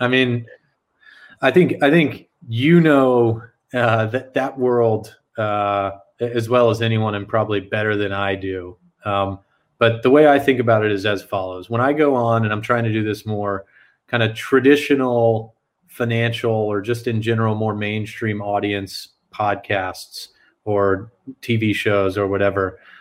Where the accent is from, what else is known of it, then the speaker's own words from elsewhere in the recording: San Antonio, Texas, United States; I grew up in South Texas. I'm originally from San Antonio.